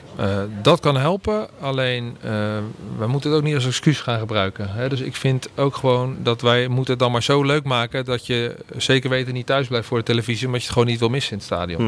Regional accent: Randstad, Netherlands; moved away as an adult; now in Groningen, Netherlands; de Randstad waar ik vandaan kom

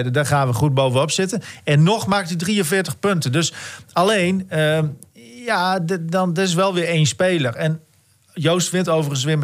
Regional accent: Italy; Ik ben Italiaan.

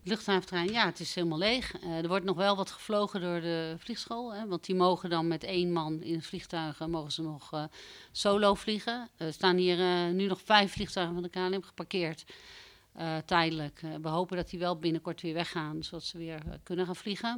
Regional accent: Bussum, North Holland, Netherlands; moved away as an adult; also born or lived in Amstelveen / Groningen / Amsterdam; Ik ben eh, geboren in Amstelveen. Ik ben opgegroeid in Bussum

